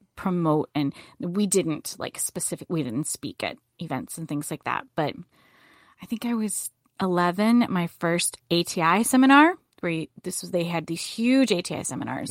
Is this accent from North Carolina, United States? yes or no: yes; Boone, North Carolina, United States; I grew up in Boone, North Carolina